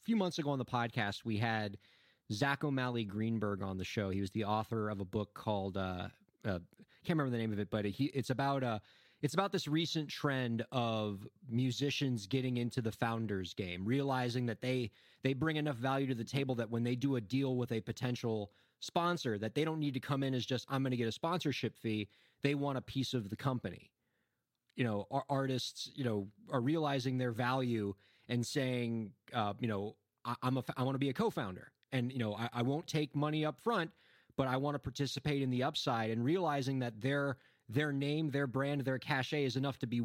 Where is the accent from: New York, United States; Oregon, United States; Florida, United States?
Florida, United States; Miami; moved away; we're both originally from Miami